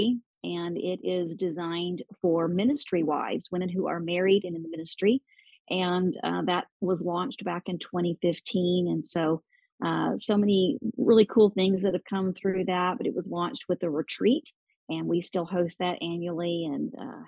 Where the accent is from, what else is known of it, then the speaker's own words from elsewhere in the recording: Oklahoma, United States; I was born and raised in Oklahoma, just went away out of the state for a few years to go to college and then moved back to Oklahoma